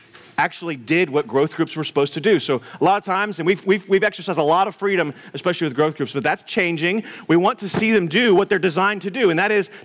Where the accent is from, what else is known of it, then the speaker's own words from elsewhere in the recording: Houston, Texas, United States; growing up in Houston, Texas, in the blazing heat of the summer